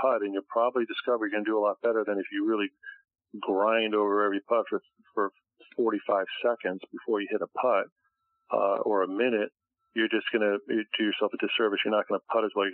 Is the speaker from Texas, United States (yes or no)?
no; Connecticut, United States; now in Boca Raton, United States; my home state of Connecticut